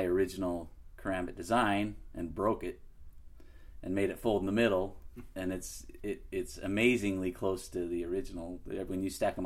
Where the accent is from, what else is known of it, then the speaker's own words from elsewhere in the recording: Utah, United States; being born and raised in Utah